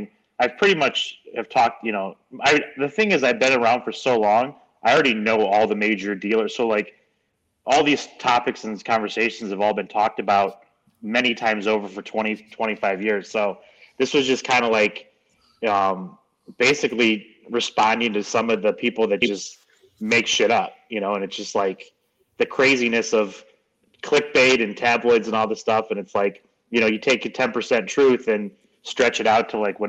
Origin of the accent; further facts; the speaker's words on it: Detroit, Michigan, United States; my hometown Pistons